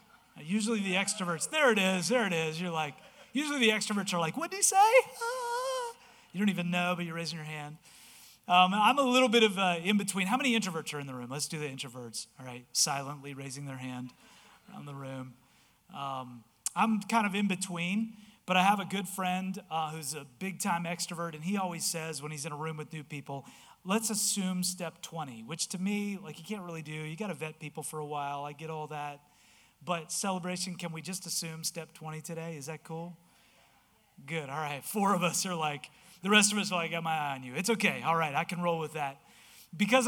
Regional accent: Delaware, United States; I'm from Delaware

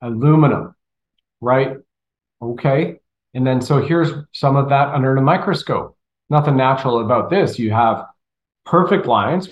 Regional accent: Canada; moved away; also born or lived in Colorado, United States; I grew up in Canada. I lived in Colorado for 15, 18 years

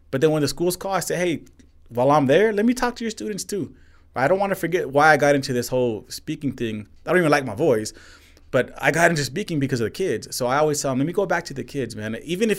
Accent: Northeast, United States; Man, I'm from the Northeast, you know. Like growing up, from humble beginnings, man.

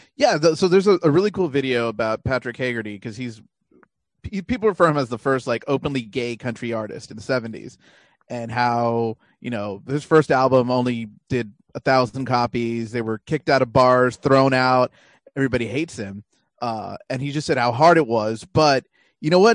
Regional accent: Deep South Texas, United States; I grew up in Deep South Texas and I was raised on a steady diet of country music

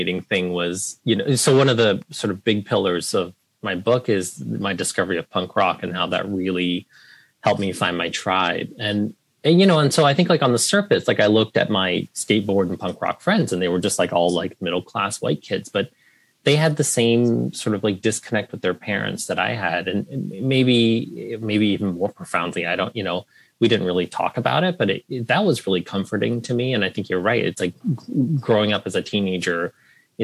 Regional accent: Carlisle, Pennsylvania, United States; also born or lived in Vietnam; I grew up in Carlisle, Pennsylvania as, you know, the only Vietnamese refugee kid and family for as far as we could see

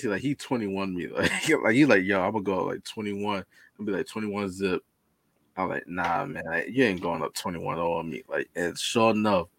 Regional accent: New York, United States; I'm from New York

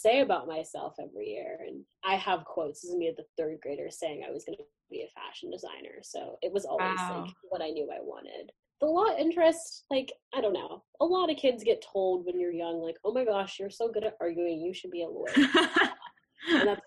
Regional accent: Cincinnati, Ohio, United States; moved away; also born or lived in Boston, Massachusetts; So I grew up in Cincinnati, Ohio suburbs, but I was born in Boston, so I kind of claim Massachusetts as my real home.

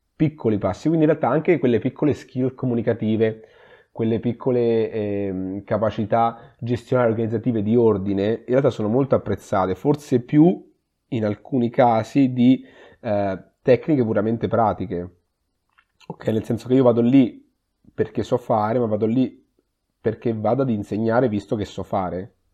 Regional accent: Perugia, Umbria, Italy; moved away as an adult; now in Padua, Italy; sono umbro in realtà, vengo da Perugia, ho fatto, ho fatto l'università a Perugia

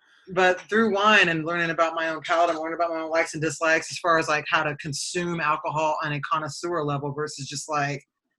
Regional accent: Fort Campbell, Kentucky, United States; born there; now in Kansas City, United States; I was born in Kentucky.

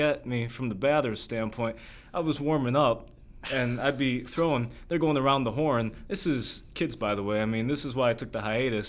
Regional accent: Michigan, United States; also born or lived in Florida; Came up with the family up to Michigan a few years later

